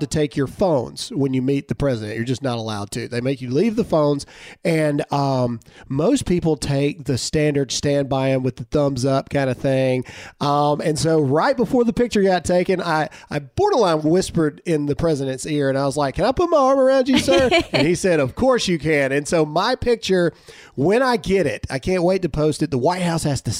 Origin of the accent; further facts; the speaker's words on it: Mississippi, United States; I was from Mississippi